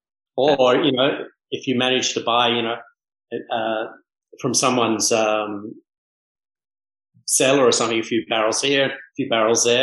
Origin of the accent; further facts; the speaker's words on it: Manly, New South Wales, Australia; also born or lived in Mauritius; now in Bahamas; I grew up in Manly Beach surfing